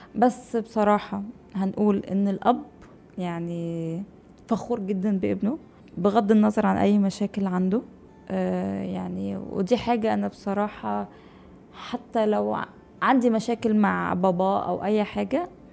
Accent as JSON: {"language": "Arabic", "country": "Egypt", "moved": "as an adult", "lives_now": "Dubai, United Arab Emirates", "said": "عندنا في مصر"}